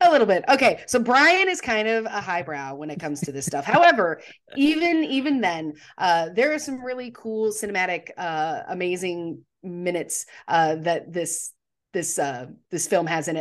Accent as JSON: {"language": "English", "region": "Texas", "country": "United States", "moved": "as an adult", "lives_now": "Charlotte, United States", "said": "I am from Texas. I say that. I spent thirty years of my life there"}